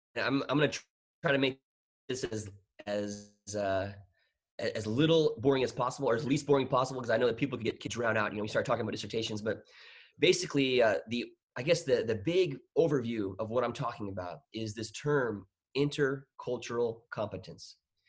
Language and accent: English; Bangkok, Thailand; moved away as an adult; also born or lived in United States / Peru; ended up living in Thailand for 18 years. So I grew up my whole life in Thailand, Bangkok, kind of my hometown. And and my first year officially living in the United States was my first year at Texas A&M University in College Station.